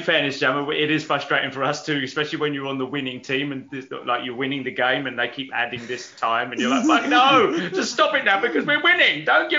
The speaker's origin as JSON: {"language": "English", "region": "England", "country": "United Kingdom", "said": "As an English guy"}